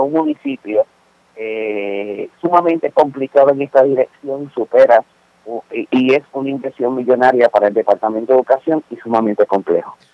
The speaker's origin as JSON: {"language": "Spanish", "country": "Puerto Rico", "said": "los puertorriqueños nos caracterizamos por poder eh, demostrar una gran empatía"}